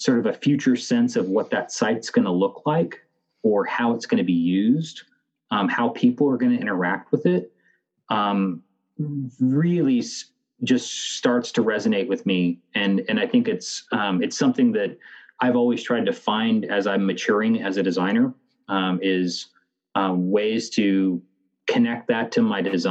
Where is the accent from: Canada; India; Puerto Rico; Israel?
Canada; I am Canadian